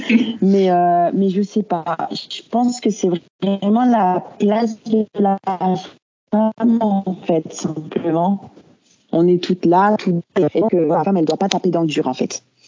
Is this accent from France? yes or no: yes; France; now in Belgium; je suis française de base, je suis venue en Belgique